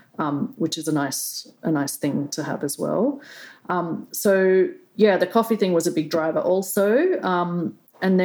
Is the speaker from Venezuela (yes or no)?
no; Australia; moved away as an adult; also born or lived in China; I grew up in Australia on a vineyard